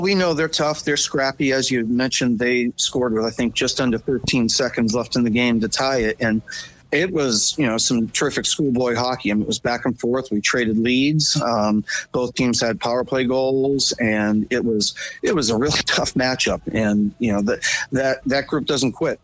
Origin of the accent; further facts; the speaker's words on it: New England, United States; moved away; I'm from New England